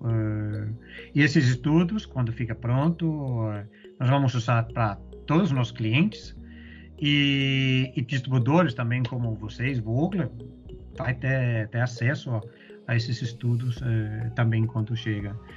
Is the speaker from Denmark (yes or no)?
yes; Denmark; Portuguese is a second language; moved away as an adult; also born or lived in Europe / Middle East; now in Brazil; eu sou dinamarquês